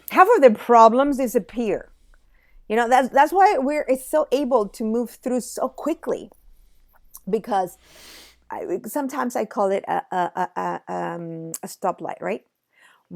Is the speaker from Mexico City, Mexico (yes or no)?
yes; Mexico City, Mexico; I'm from Mexico City. Mexico City, we get earthquakes usually in September